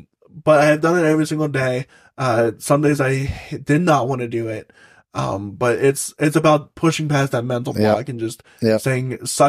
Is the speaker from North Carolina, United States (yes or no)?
no; Salisbury, Maryland, United States; Salisbury, Maryland.